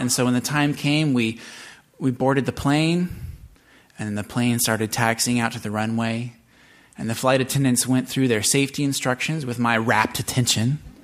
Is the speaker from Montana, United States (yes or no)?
no; Seattle, Washington, United States; I grew up in Seattle